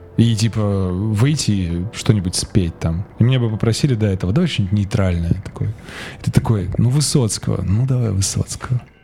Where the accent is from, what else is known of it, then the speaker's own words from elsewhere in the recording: Saint Petersburg, Russia; moved away as an adult; now in Tbilisi, Georgia; я сам из, из Петербурга и прожил там большую часть жизни